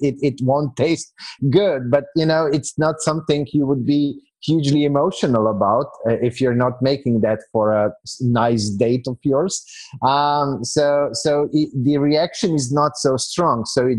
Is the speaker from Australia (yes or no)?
no; Slovenia; now in Serbia; Today, I'm living in Serbia. So for the past year and a few months, I'm living in Serbia, which is, well, if your audience is a tad bit older, they might remember a country that used to be called Yugoslavia